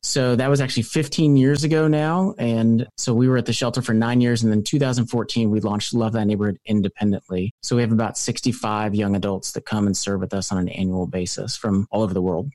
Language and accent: English; Louisville, Kentucky, United States; also born or lived in California / Philadelphia; I'm from Louisville, Kentucky, moved to California